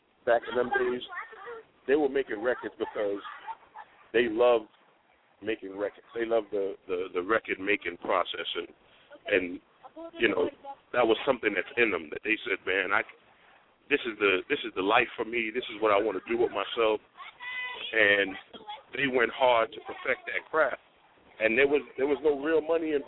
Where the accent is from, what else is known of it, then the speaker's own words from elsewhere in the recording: New York, United States; I was from New York